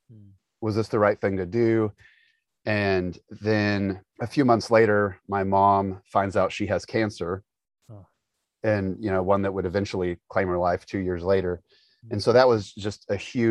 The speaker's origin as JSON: {"language": "English", "town": "Indianapolis", "region": "Indiana", "country": "United States", "tie": "born or raised there", "also_born_or_lived": "Florida", "moved": "as an adult", "said": "We grew up in Indianapolis, and I had been in Indianapolis."}